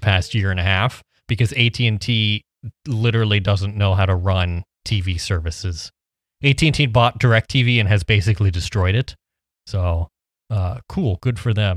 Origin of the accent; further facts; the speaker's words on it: Midwest, United States; I'm from the Midwest